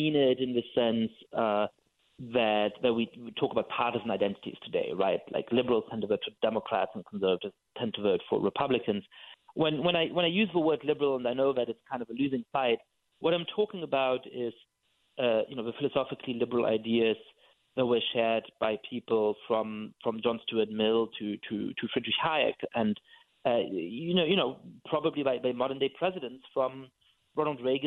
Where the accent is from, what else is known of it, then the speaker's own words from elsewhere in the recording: Germany; I'm Jewish and I grew up in Germany